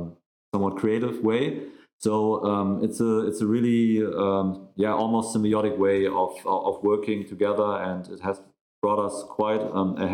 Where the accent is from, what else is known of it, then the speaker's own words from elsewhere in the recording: Hamburg, Germany; we are both from Hamburg